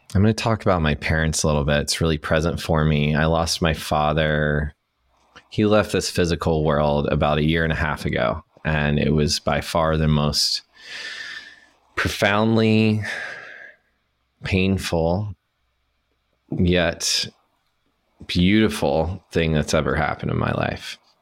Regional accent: Chattanooga, Tennessee, United States; I'm from Chattanooga, Tennessee. I was born and raised there in the Southeast Mountains

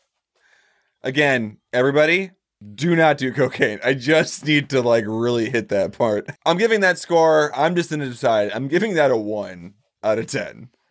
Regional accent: Missouri, United States; I'm from Missouri.

